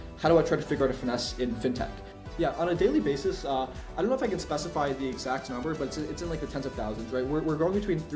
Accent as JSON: {"language": "English", "town": "Armonk", "region": "New York", "country": "United States", "tie": "born or raised there", "moved": "as an adult", "said": "I grew up in Westchester, so it's not too far from the city"}